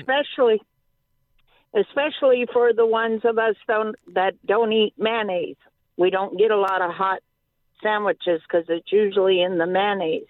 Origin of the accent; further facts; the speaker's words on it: Fredericksburg, United States; my hometown of Fredericksburg